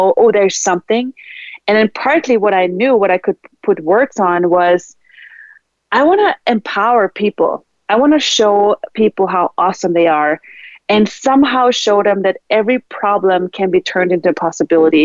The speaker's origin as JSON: {"language": "English", "country": "Austria", "tie": "born or raised there", "also_born_or_lived": "Sweden", "second_language": "English", "moved": "as an adult", "said": "I was brought up in Austria"}